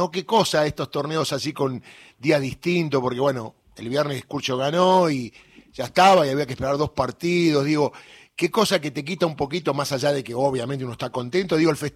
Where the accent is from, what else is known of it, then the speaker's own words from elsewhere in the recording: Buenos Aires, Argentina; yo soy del Bajo, yo jugué en excursionista